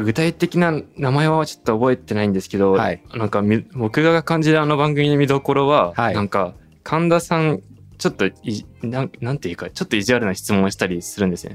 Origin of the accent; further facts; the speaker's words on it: Saitama, Japan; also born or lived in Tokyo; 僕埼玉育ちであの大学高校大学も東京だった